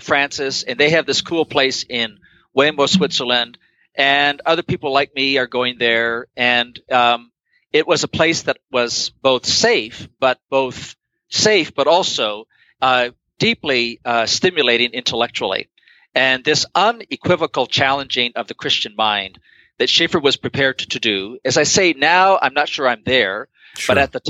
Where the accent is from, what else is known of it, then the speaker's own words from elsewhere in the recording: Guayaquil, Guayas, Ecuador; part of what I'm responding to is my experience of growing up in Guayaquil, Ecuador, where our pastor, Miguel Lecaro, who was hugely influential when I was a teenager